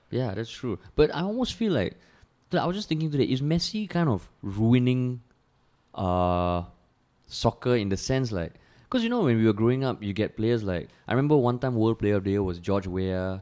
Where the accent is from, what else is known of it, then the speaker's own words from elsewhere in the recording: Singapore; growing up in Singapore